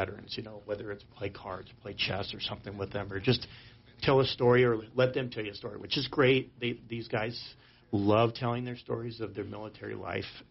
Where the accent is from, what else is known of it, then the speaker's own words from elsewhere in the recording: Sheridan, Wyoming, United States; moved away as an adult; I grew up here in Sheridan. I was born here